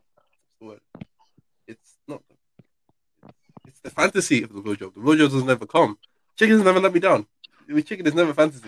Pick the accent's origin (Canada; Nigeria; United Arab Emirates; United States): Nigeria; As a Nigerian